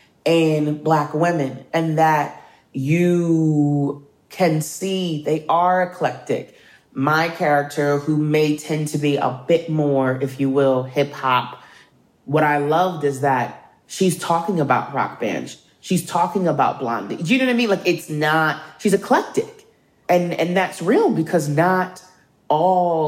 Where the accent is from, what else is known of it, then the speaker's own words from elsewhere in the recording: Philadelphia, Pennsylvania, United States; someone who born and raised in Philadelphia